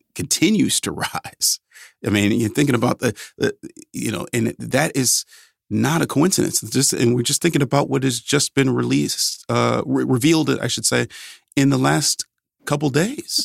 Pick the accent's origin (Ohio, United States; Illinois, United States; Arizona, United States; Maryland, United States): Ohio, United States; Cleveland; moved away; back home in, in my hometown of Cleveland